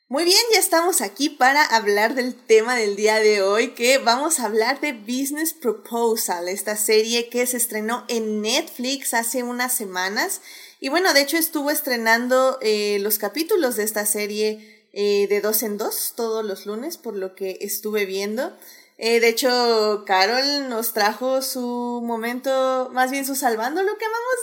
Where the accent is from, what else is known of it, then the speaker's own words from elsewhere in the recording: Mexico; algunas costumbres que no tenemos aquí, por ejemplo en México